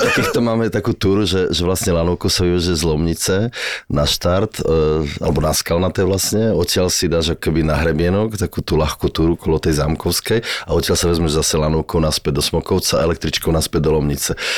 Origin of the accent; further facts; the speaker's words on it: Slovakia; som vyrastal v Tatrách